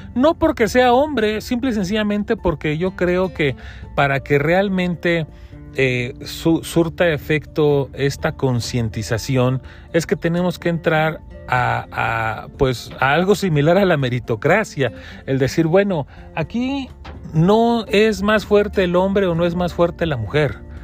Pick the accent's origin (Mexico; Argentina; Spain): Mexico; como, mexicano